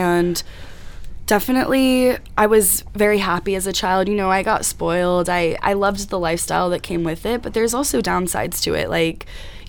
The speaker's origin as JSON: {"language": "English", "region": "Texas", "country": "United States", "moved": "as an adult", "lives_now": "Connecticut, United States", "said": "I'm from Texas"}